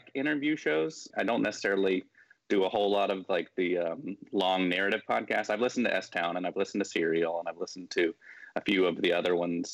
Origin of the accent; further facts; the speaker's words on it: Birmingham, Alabama, United States; also born or lived in Memphis, Tennessee / Chicago / Washington, D.C. / San Francisco; now in Tuscaloosa, United States; I grew up here in Birmingham. I was born in Memphis, but moved to Birmingham when I was six.